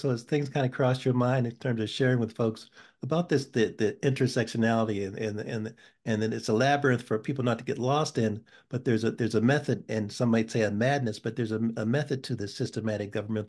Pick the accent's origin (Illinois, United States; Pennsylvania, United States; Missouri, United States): Pennsylvania, United States; Pittsburgh; born there; moved away; I was born in Pittsburgh and came here in 1971. So I'm still somewhat of a transplant.